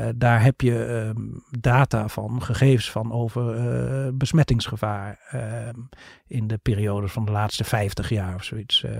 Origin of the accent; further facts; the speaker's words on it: Netherlands; ook als Nederlanders